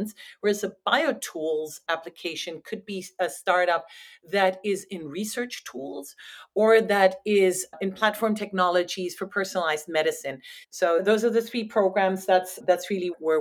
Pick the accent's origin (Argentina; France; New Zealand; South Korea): France; moved away as an adult; also born or lived in Netherlands; now in United States; I'm originally from France